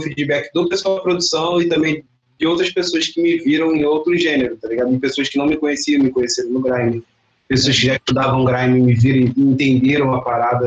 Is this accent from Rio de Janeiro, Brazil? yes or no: yes; Duque de Caxias, Rio de Janeiro, Brazil; Sou da Baixada Fluminense, cria de Caxias